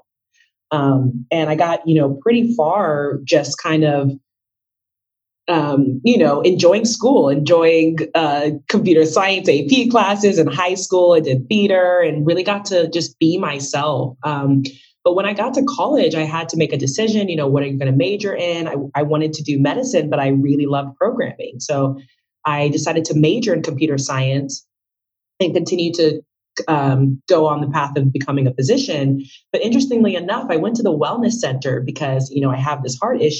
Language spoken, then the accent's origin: English; Texas, United States; I was born in Texas to Marie Kambu and Innocent Olenge, my parents. They're from West Africa.